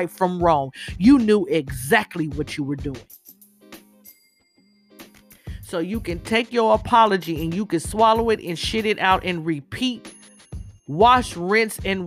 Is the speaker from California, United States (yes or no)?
yes; Inglewood, California, United States; moved away; When I was a little girl growing up in Inglewood, back in the 70s